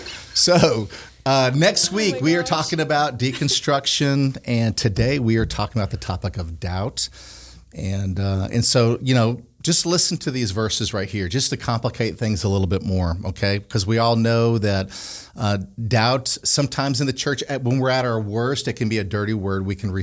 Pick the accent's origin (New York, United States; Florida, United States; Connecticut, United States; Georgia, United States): Connecticut, United States; also born or lived in Pine Bluff / Canada / South Korea / Colorado; I grew up in Connecticut, and I would live there longer.